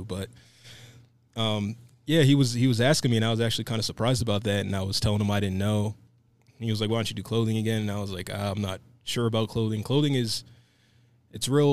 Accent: Allentown, Pennsylvania, United States; moved away as an adult; also born or lived in Dallas, Texas; now in Reno, United States; originally, I'm from a small town called Allentown, Pennsylvania

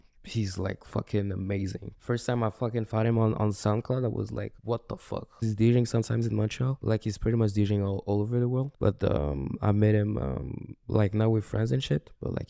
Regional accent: Burundi; I'm African from Burundi

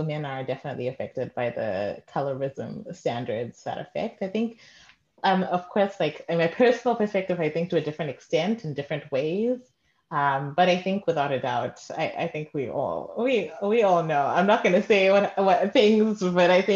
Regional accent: Zimbabwe; moved away; growing up in Zim

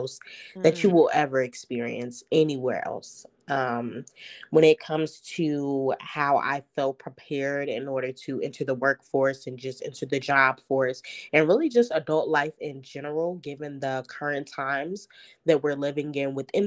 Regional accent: Chicago, Illinois, United States; back to my hometown in Chicago and actually bought a home here.

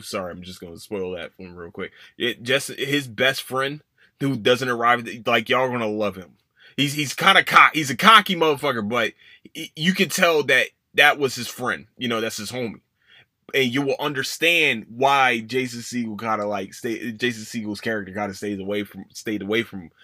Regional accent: Philadelphia, Pennsylvania, United States; moved away; it's my hometown. I love Philadelphia

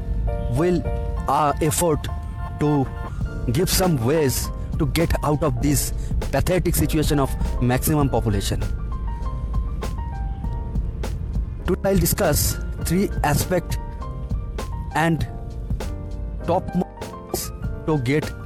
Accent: India; from India.

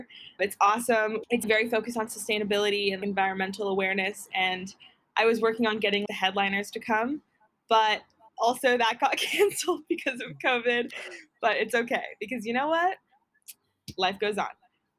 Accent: Redwood City, California, United States; moved away as an adult; now in Los Angeles, United States; I am from the Bay Area, so that's how we know each other, obviously, as we went to high school together at Sequoia. So yeah, now I go to UCLA. I just turned 21.

